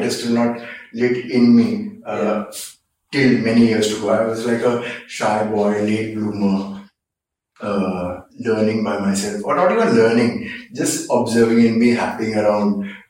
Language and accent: English; Mumbai, Maharashtra, India; So, I was born in Bombay, then called Bombay, of course, now it's Mumbai. I was born in 1976, and I grew up in an age where communities and people grew up with each other.